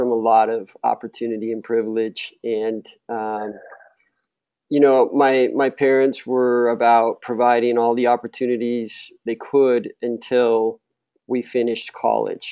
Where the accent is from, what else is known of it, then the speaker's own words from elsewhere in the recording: Utah, United States; I'm from Utah. I loved Utah. I grew up playing in the outdoors